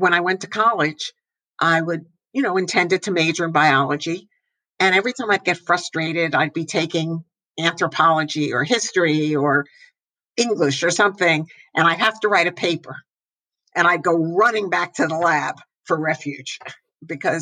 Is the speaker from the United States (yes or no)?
yes; northern New Jersey, United States; I grew up in New Jersey, northern New Jersey